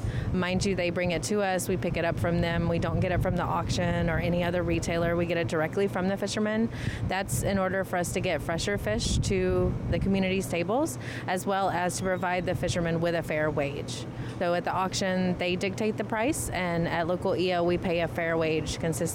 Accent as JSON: {"language": "English", "region": "the South", "country": "United States", "said": "Southern style, because we are from the South."}